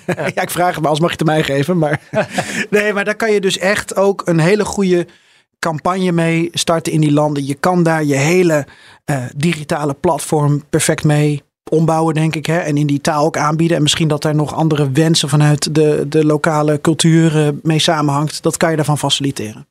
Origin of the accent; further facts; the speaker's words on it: Netherlands; We zijn Nederlanders